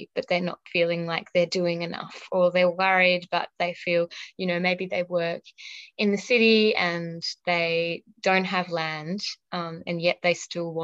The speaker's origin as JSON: {"language": "English", "region": "Victoria", "country": "Australia", "tie": "born or raised there", "said": "I grew up in Victoria."}